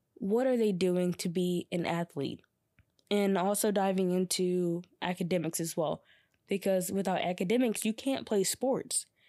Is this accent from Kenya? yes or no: no; Georgia, United States; also born or lived in North Carolina; I came back to my hometown in Georgia